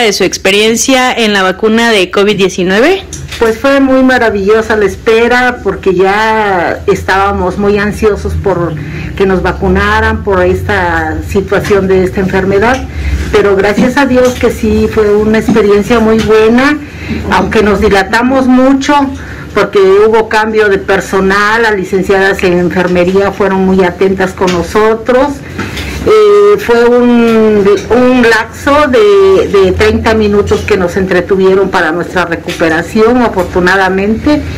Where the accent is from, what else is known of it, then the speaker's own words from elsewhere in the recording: Oaxaca, Mexico; soy oaxaqueña